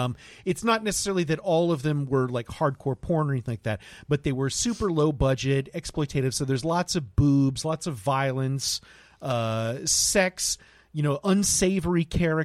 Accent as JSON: {"language": "English", "town": "Lakeland", "region": "Florida", "country": "United States", "said": "I'm from Polk County."}